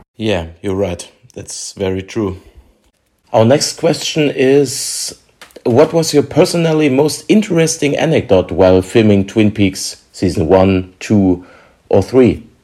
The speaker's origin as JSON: {"language": "English", "country": "Germany", "second_language": "English", "said": "We are from Germany"}